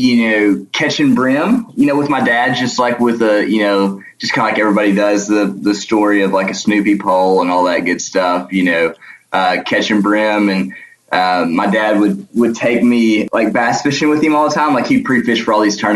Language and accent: English; Benton, Arkansas, United States; So I'm from Benton, which is about 20 miles south of Little Rock. So, you know, right in central Arkansas area. I grew up, you know, doing all kinds of fishing